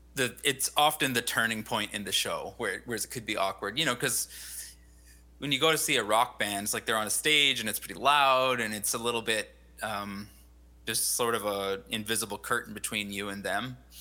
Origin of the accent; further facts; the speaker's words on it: Abbotsford, British Columbia, Canada; moved away as an adult; now in Kelowna, Canada; I grew up in Abbotsford mostly